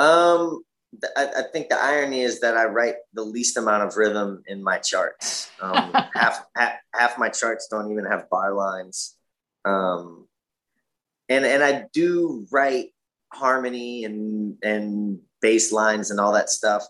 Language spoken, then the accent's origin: English; Lafayette, Louisiana, United States; moved away as an adult; also born or lived in Boston; now in New Orleans, United States; was born and raised in Lafayette, Louisiana